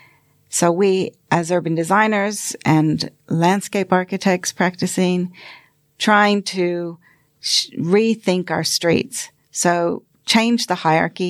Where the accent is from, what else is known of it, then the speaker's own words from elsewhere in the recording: Florida, United States; moved away as an adult; now in Sydney, Australia; I grew up in American suburbia, mainly in Florida